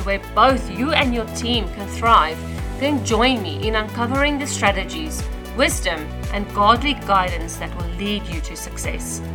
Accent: South Africa; accent: South African; moved away as an adult; now in Australia; I was born and raised in South Africa

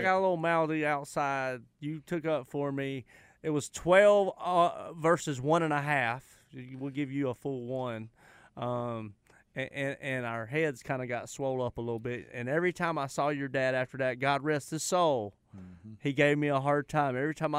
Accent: North Carolina, United States; Sound like I'm from the Northeast or something. And I'm not. I'm from here.

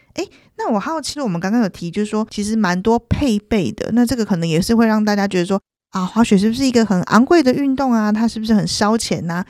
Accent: Taiwan; 我们台湾人好像很常就是讲他的中文名字叫星野

